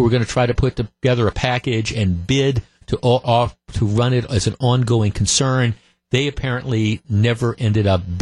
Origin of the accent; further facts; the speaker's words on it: Glendale, Wisconsin, United States; I grew up in Glendale. We moved here when I was like 9 or 10 in 1967. And I grew up in Glendale about a mile away from Bayshore Shopping Center.